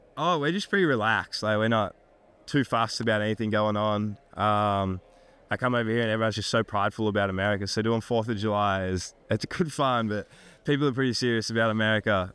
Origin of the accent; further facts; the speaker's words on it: Australia; moved away as an adult; now in United States; growing up in Australia